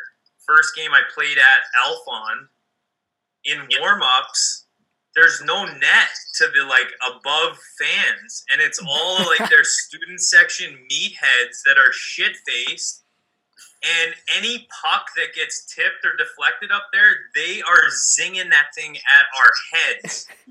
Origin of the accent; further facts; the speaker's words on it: Calgary, Alberta, Canada; moved away; I grew up in Calgary in Western Canada.